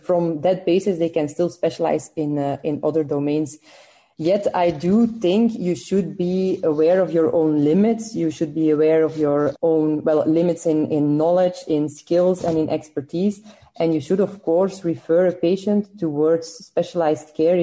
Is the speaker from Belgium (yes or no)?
yes; Belgium; I'm from Belgium